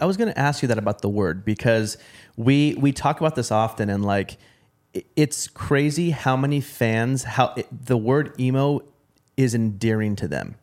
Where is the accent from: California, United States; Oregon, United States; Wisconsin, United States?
Oregon, United States; Portland; I'm from Portland, Oregon